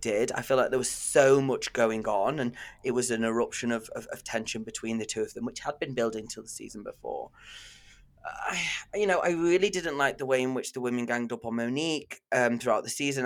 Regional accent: Manchester, North West England, United Kingdom; I'm from Manchester

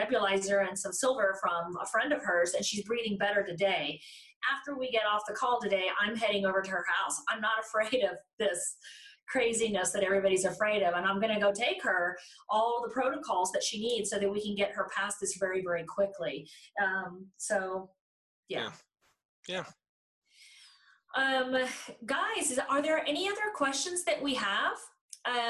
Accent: Texas, United States; moved away as an adult; now in Denver, United States; I'm from Texas and I had moved to Denver

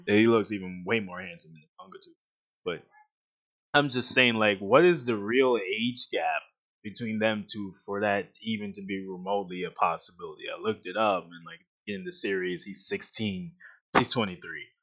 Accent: New York, United States; I'm from New York.

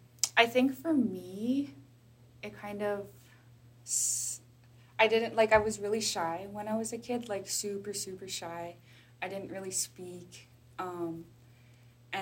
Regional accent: Canada; now in Vancouver, Canada; I come from the Anishinaabeg Nation of Treaty 3, which is in Ontario and Manitoba of what we call Canada. But I live in the territories of the Musqueam, Squamish, and Tsleil-Waututh peoples in Vancouver, British Columbia.

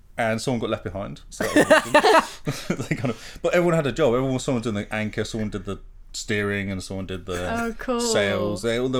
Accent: Plymouth, South West England, United Kingdom; I played for Plymouth, my hometown.

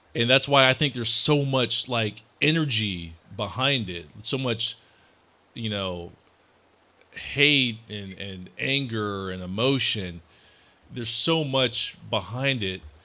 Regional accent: Columbus, Ohio, United States; moved away; also born or lived in Memphis, Tennessee; I was surrounded by white people growing up in Columbus, Ohio

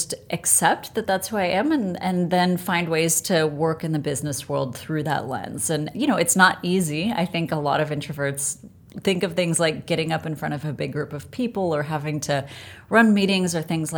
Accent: Norwalk, California, United States; also born or lived in Kansas City; I was born in Kansas City, but I only lived there for about a year. So my parents moved out to California.

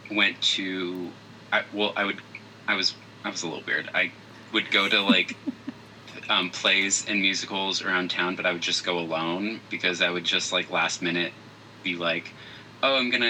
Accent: Phoenix, Arizona, United States; so uh, I'm from Phoenix, Arizona.

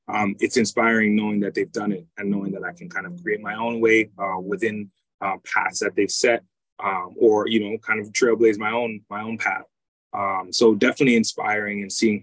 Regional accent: Toronto, Ontario, Canada; also born or lived in United Kingdom / Jamaica (ancestry); I'm from Toronto, from Scarborough.

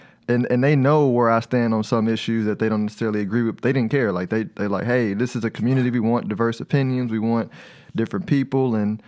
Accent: Houston, Texas, United States; moved away as an adult; now in Dallas, United States; I'm also from Houston, so that's another connection. I'm born and raised.

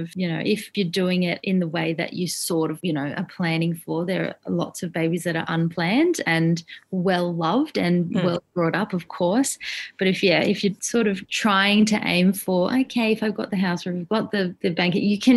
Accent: Adelaide, South Australia, Australia; now in Sydney, Australia; we don't have any family here in Sydney. We're from Adelaide

